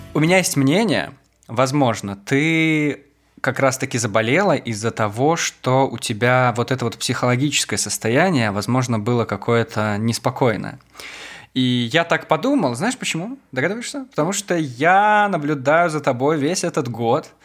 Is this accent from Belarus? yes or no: yes; Maladzyechna, Minsk Region, Belarus; now in Minsk, Belarus; в моем родном городе, в Молодечно